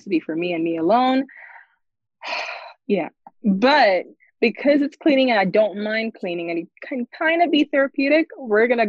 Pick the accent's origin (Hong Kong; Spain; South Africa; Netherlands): South Africa; moved away as an adult; I'm originally from South Africa. I moved here not too long ago.